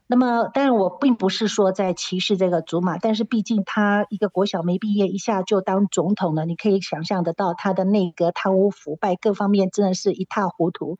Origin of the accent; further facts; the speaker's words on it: Taiwan; now in South Africa; 我们台湾人打了也叫周骂周骂哈